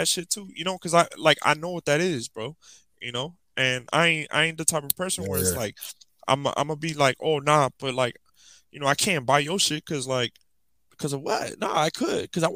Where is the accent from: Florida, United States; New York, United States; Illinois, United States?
Florida, United States; Miami; I was from Miami